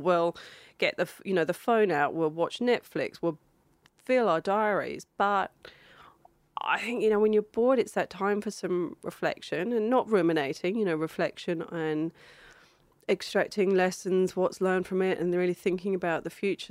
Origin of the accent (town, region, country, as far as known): Australia